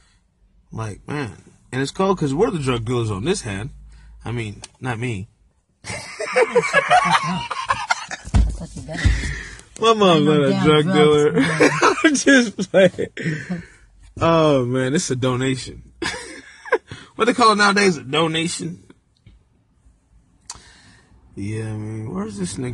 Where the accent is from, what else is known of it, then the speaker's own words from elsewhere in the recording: California, United States; we're from California